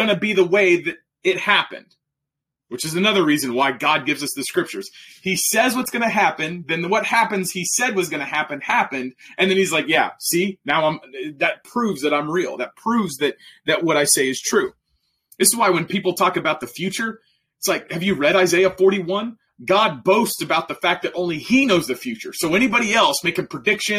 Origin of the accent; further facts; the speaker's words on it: Oklahoma, United States; I'm from Oklahoma